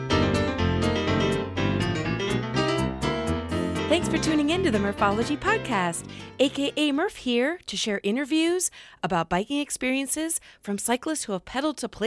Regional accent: Iowa, United States; my home state

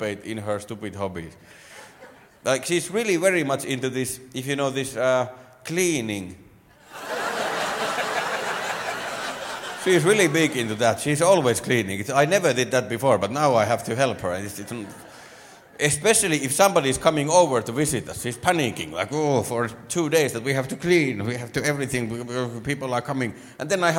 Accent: Finland; first language Finnish; English is a second language; I'm from Finland. Yay. I don't know if you noticed, but English is my second language. It is. Normally, I speak Finnish.

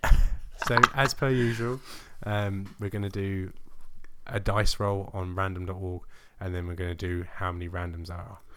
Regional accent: England, United Kingdom; I'm English

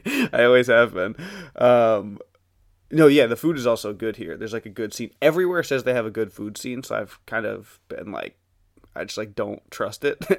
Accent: New York City, New York, United States; It was rough growing up in Brooklyn.

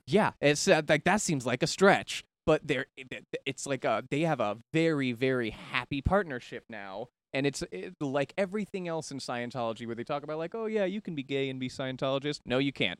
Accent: Daytona Beach, Florida, United States; growing up in Daytona

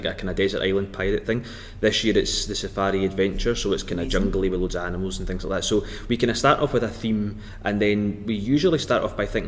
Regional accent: Scotland, United Kingdom; we're both Scottish

